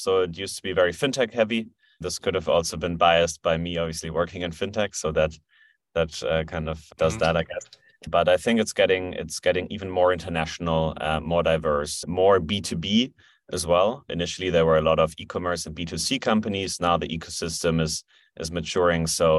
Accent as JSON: {"language": "English", "country": "Germany", "said": "So I'm originally from Germany. I've been living in Berlin since 2016."}